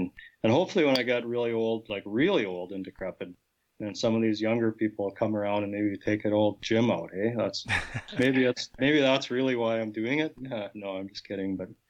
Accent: Portage, United States; growing up in Portage, even I had no buddies that hunted

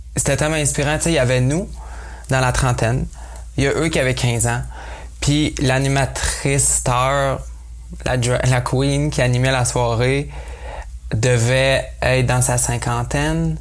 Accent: Quebec, Canada; accent: gros accent québécois; first language French; now in Nelson, Canada; mon gros accent québécois quand je parle euh, en anglais

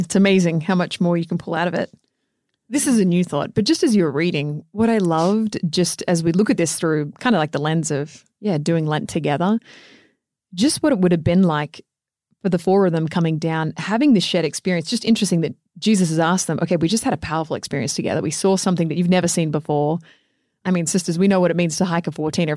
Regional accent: Australia; moved away; even being an Australian

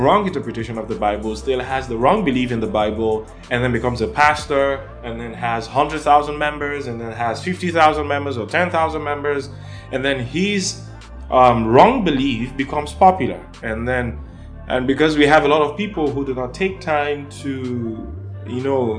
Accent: Nigeria; And I'm from Nigeria and Africa

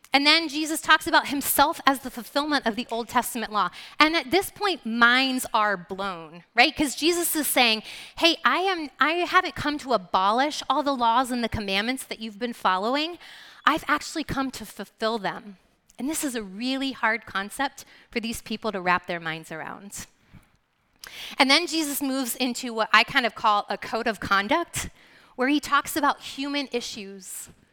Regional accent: Lancaster, Pennsylvania, United States; moved away as an adult; We're originally from the Lancaster, Pennsylvania area, Philadelphia area.

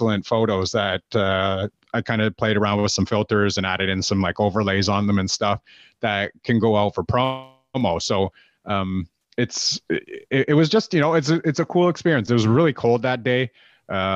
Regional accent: Canada; I'm Canadian

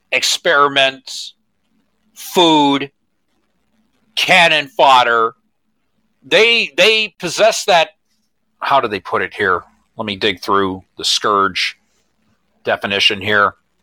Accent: Detroit suburbs, Michigan, United States; I come from Detroit.

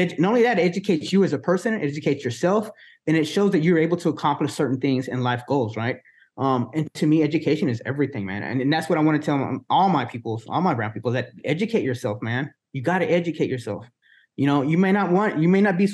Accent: Wichita Falls, Texas, United States; also born or lived in Dallas, Texas; now in Corpus Christi, United States; Wichita Falls, Texas, where I was born in my hometown

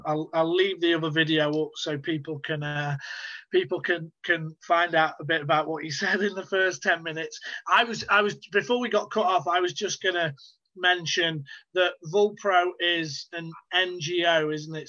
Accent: United Kingdom; as someone who's British

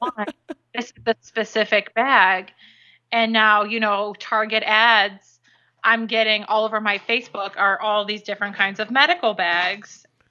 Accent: Illinois, United States; now in Florida, United States; growing up in Illinois

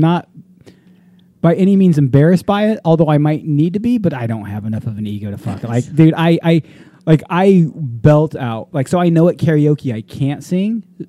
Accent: Texas, United States; I'm a redneck from Texas, y'all.

